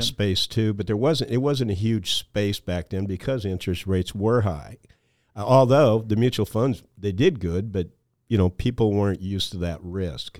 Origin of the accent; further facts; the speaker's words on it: Mason City, Iowa, United States; also born or lived in Storm Lake, Iowa; I grew up in the Mason City, Iowa area